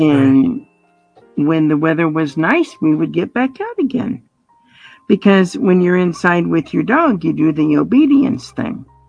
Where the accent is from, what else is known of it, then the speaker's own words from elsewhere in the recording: Colorado, United States; moved away as an adult; also born or lived in Indiana; now in Montana, United States; I was born in Indiana, grew up in Colorado, and moved up here when Jim and I got married